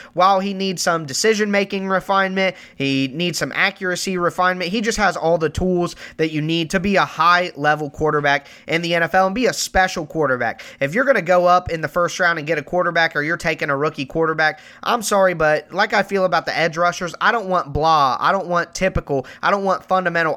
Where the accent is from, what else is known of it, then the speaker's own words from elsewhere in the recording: Ohio, United States; I am from Ohio.